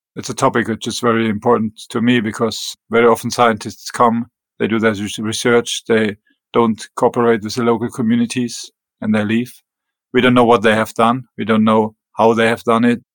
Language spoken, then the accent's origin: English; Germany; English is a second language; moved away as an adult; also born or lived in northern Norway; now in Greenland; I was born in Germany and raised in Germany in small town close to the French border. So it was bilingual town